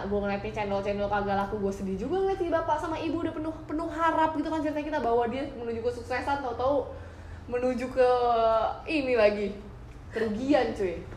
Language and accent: Indonesian; Java, Indonesia; untungnya nih gue orang Jawa nih masih ada untungnya